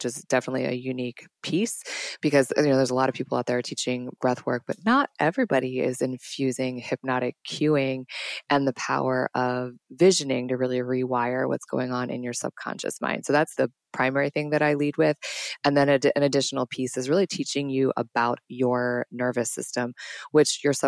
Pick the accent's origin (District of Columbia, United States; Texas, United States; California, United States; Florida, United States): District of Columbia, United States; Washington; also born or lived in New York City; I am from Washington, D.C., born and raised